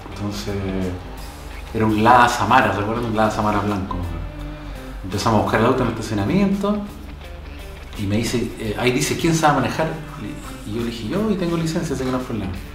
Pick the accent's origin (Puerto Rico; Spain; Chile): Chile